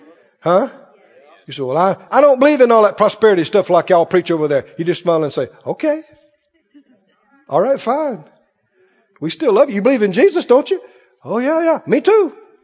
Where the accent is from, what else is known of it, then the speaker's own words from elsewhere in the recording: Mississippi, United States; You know, we grew up in Mississippi. We had plenty to eat, but we didn't have a lot of stuff.